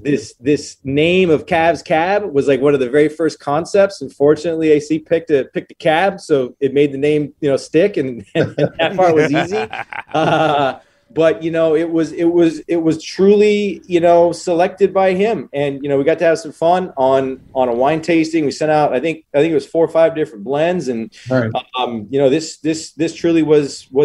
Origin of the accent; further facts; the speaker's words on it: Walla Walla, Washington, United States; I was raised in Walla Walla, Washington, which is a wine town. And I got to see some really special things happening in my hometown.